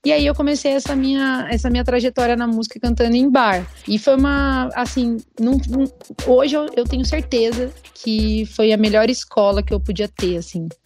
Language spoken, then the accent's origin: Portuguese; Brazil; eu fui a única brasileira a ser escolhida para cantar na Hungria